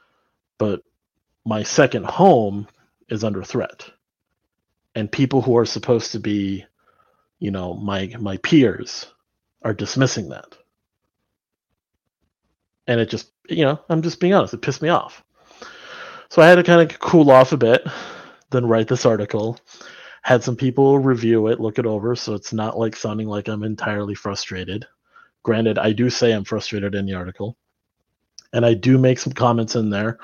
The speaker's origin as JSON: {"language": "English", "country": "Taiwan", "tie": "born or raised there", "moved": "yes", "said": "I grew up in Taiwan since the late 90s"}